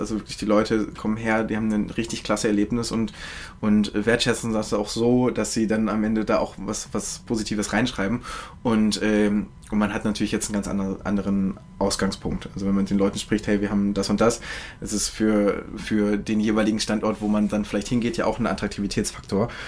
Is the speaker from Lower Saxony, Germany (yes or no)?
yes; Hannover, Lower Saxony, Germany; now in Berlin, Germany; Ich komme aus, äh, aus Hannover, äh, ah, beziehungsweise Bad ja. und, und äh, genau, da wohnen meine Eltern auch.